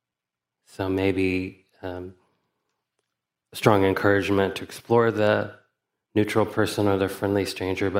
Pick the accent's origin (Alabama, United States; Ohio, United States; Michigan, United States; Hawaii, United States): Alabama, United States; I grew up in Alabama in the 70s and 80s as a person who was often perceived as a foreigner